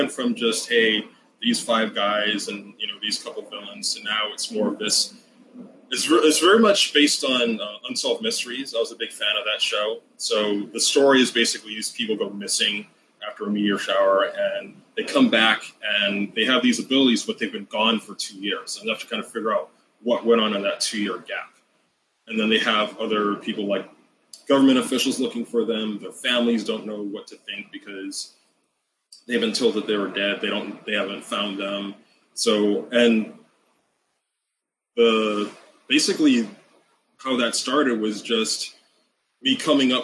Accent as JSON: {"language": "English", "region": "Hawaii", "country": "United States", "tie": "born or raised there", "said": "I grew up in Hawaii"}